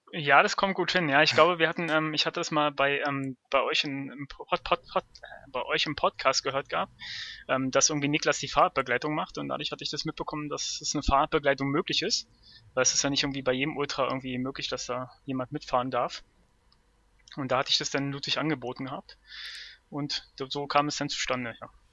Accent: Berlin, Germany; bin aus Berlin

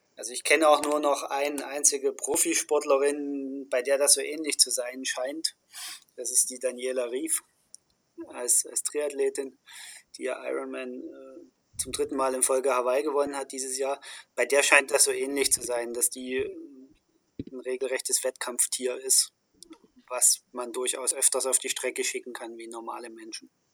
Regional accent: Dresden, Saxony, Germany; moved away; also born or lived in Stuttgart / Bremen; in meiner Heimatstadt Dresden

